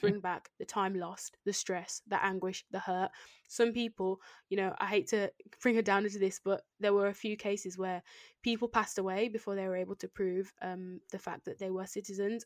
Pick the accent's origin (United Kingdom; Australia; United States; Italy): United Kingdom; I'm born here and I've been educated here and I've grew up here, grown up here.